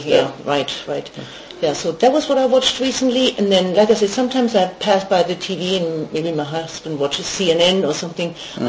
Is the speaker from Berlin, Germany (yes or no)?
no; Bavaria, Germany; Yeah, I grew up in Bavaria.